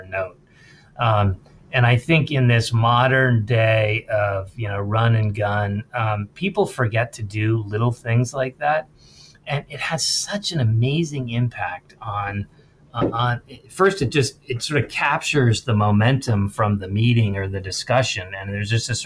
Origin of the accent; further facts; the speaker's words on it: Princeton, New Jersey, United States; I grew up in Princeton also in an affluent town